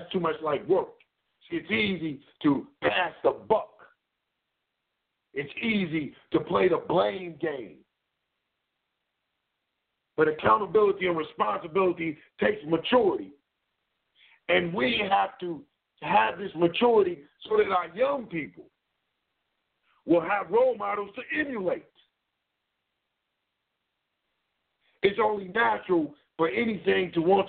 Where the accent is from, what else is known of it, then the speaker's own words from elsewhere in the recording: Cleveland, Ohio, United States; I come from Cleveland, we're right here in the so-called land of plenty